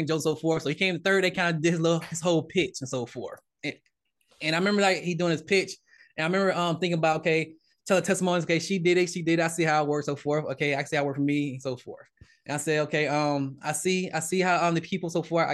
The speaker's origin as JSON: {"language": "English", "region": "Georgia", "country": "United States", "said": "I'm from Georgia, Southern Baptist"}